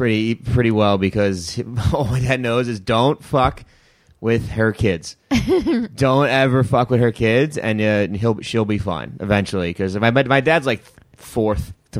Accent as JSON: {"language": "English", "region": "New York", "country": "United States", "accent": "New York", "moved": "yes", "said": "Everyone makes fun of my accent because no one's from New York. So I'm the only one that's actually New York because I say saw."}